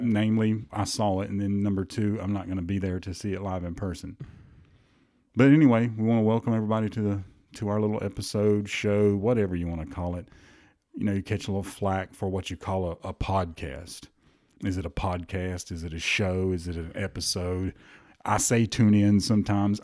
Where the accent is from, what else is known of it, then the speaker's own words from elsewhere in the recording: the South, United States; we're from the South. We say Saturday and Sunday